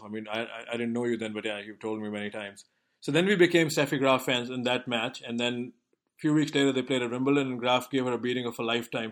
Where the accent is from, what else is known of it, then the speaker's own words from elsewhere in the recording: India; moved away; growing up in India